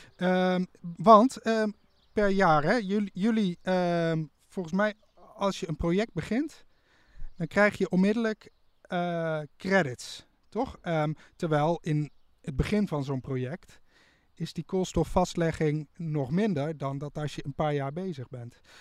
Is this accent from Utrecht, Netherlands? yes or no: no; Nijmegen, Gelderland, Netherlands; Ik kom uit Nijmegen